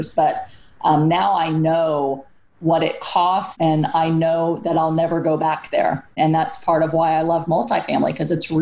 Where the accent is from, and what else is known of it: San Antonio, Texas, United States; born or raised there